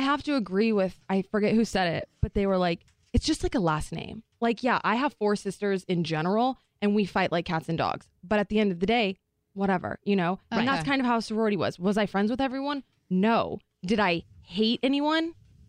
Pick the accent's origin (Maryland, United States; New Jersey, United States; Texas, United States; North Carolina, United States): Texas, United States; moved away as an adult; also born or lived in Arizona; I grew up in Texas